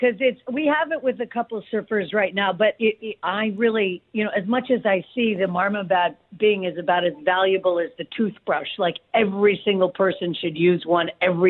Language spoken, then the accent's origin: English; Malibu, California, United States; I grew up in Malibu